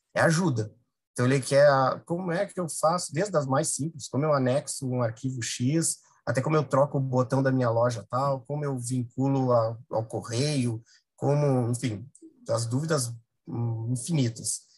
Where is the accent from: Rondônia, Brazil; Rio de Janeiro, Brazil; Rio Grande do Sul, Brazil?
Rio Grande do Sul, Brazil; moved away as an adult; Eu sou gaúcho, obviamente, tô, mas já estou aqui há uns 10 anos e eu sei como aí no Sul é, é difícil